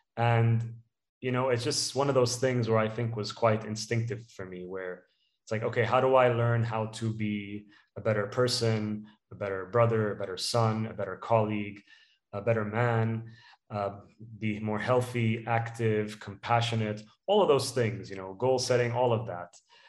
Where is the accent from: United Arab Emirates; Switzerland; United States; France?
United Arab Emirates; Dubai; also born or lived in United Kingdom; So I was born in the UK and I was raised in Dubai. I'm ethnically Palestinian, and Dubai is home for me.